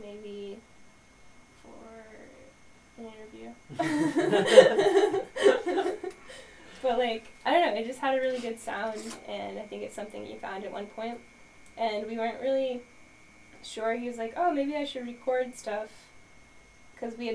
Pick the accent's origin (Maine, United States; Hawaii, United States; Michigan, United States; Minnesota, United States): Maine, United States; I was raised in Maine